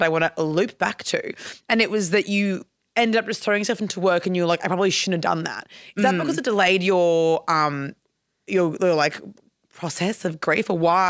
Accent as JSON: {"language": "English", "region": "Queensland", "country": "Australia", "said": "I'm from Queensland"}